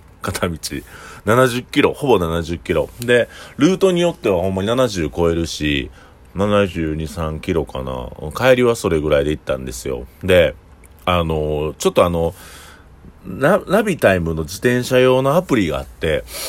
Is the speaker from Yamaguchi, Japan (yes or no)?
no; Osaka, Japan; accent: Osaka-ben; 僕らが普段使ってる大阪弁